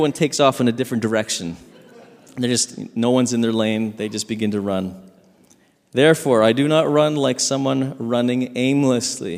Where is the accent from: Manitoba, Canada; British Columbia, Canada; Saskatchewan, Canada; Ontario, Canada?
Saskatchewan, Canada; growing up in Saskatchewan